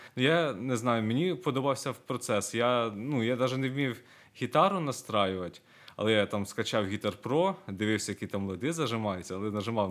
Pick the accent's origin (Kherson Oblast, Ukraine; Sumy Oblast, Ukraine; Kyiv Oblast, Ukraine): Kyiv Oblast, Ukraine; Myronivka; Я сам родом з Миронівки, це Київська область, там 100 кілометрів